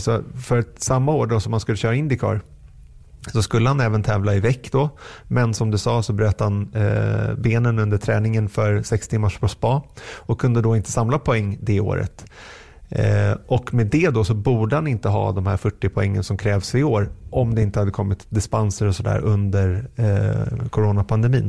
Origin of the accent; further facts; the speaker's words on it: Sweden; som svensk